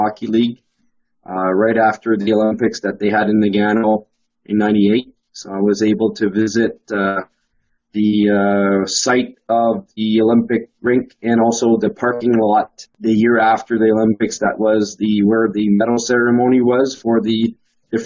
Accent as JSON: {"language": "English", "country": "Canada", "said": "as Canadian"}